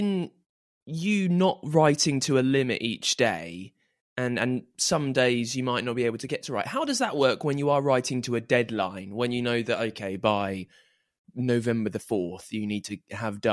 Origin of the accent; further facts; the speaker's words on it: United Kingdom; I'm British